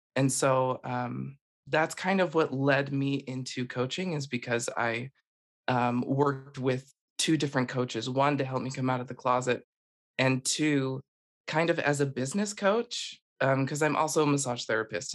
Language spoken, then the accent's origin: English; Utah, United States; I am originally from Utah and um, I was born and raised